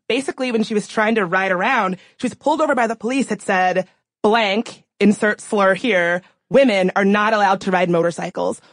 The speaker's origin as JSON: {"language": "English", "region": "the American South", "country": "United States", "tie": "born or raised there", "said": "Growing up in the South"}